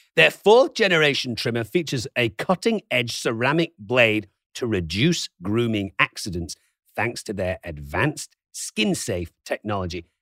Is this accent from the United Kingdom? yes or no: yes; Manchester, North West England, United Kingdom; now in California, United States; I'm from Manchester